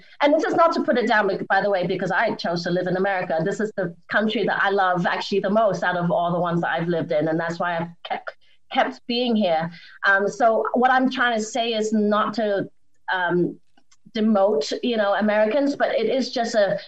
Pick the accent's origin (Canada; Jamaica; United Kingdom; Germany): United Kingdom; England; moved away as an adult; also born or lived in Hong Kong / Boston, United States; now in Los Angeles, United States; I grew up in Hong Kong and in England.